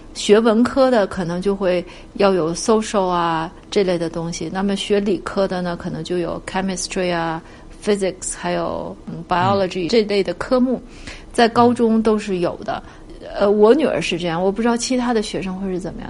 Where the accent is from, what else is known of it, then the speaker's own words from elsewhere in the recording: China; now in Canada; 我们中国人